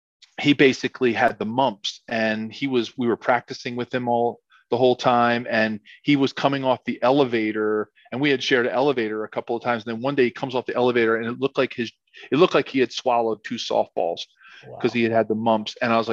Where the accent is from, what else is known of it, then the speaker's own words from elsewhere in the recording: Philadelphia, Pennsylvania, United States; It's my hometown team. I live in Philly. I went to college in Philly.